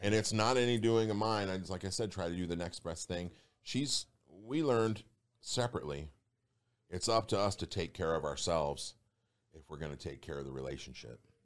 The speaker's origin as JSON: {"language": "English", "town": "Detroit", "region": "Michigan", "country": "United States", "said": "I'm from Detroit"}